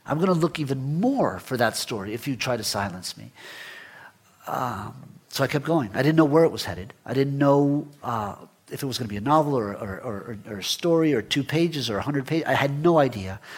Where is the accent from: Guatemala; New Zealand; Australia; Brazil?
Guatemala; I remember growing up in Guatemala, we were one of maybe 100 Jewish families in, in the country. Mm. So it's a very, very small Jewish community, maybe 800 people.